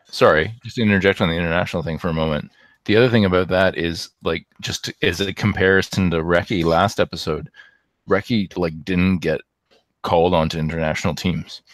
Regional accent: Canada

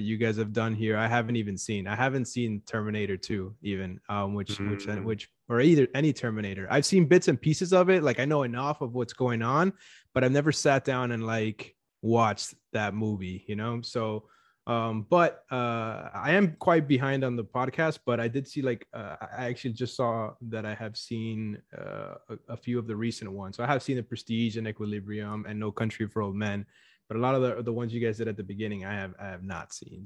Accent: Miami, Florida, United States; also born or lived in Peru; I was born in Peru, but pretty much raised down here in, in Miami, Florida.

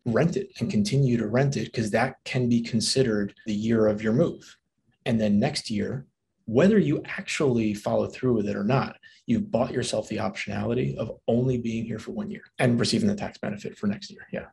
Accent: New Jersey, United States; moved away; I'm from New Jersey

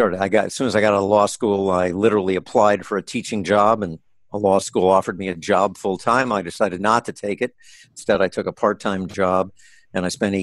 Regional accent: Los Angeles, California, United States; I was born in Los Angeles after World War II, and we grew up in Boyle Heights, which at the time was the place where young new immigrants moved

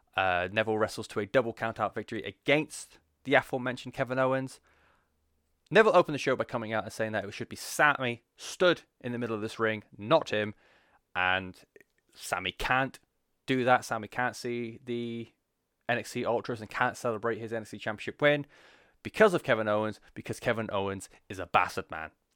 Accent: England, United Kingdom; I'm English

